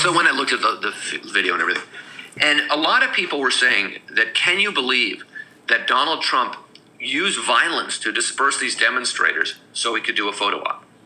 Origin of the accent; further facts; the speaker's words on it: California, United States; moved away as an adult; also born or lived in San Francisco; now in New York, United States; growing up in California